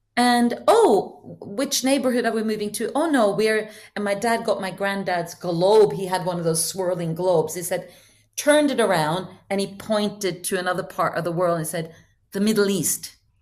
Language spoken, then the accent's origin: English; Norway; moved away as an adult; now in Hong Kong; I had recently moved from Norway, where I usually, uh, where I'm born, to Hong Kong